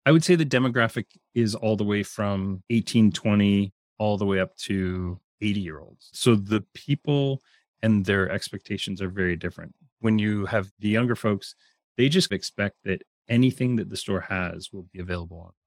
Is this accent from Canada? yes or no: yes; Canada; I'm Canadian